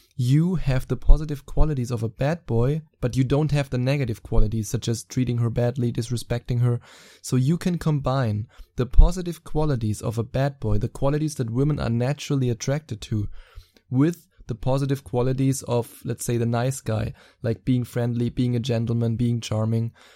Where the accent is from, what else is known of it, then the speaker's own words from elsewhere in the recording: Germany; accent: German; English is a second language; my wonderful German accent